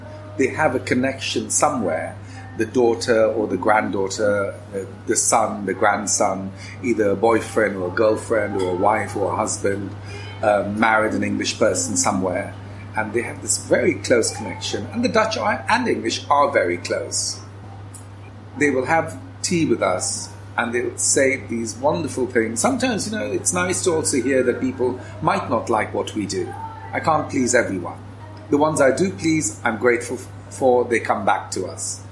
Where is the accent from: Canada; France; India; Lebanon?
India; also born or lived in London; now in The Hague, Netherlands; I grew up in India, a mixture of parentage